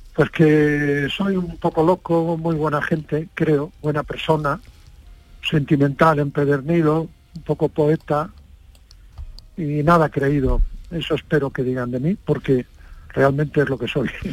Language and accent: Spanish; Padrón, Galicia, Spain; moved away; a los tres días de nacer me llevaron a Padrón, o sea que soy básicamente de Padrón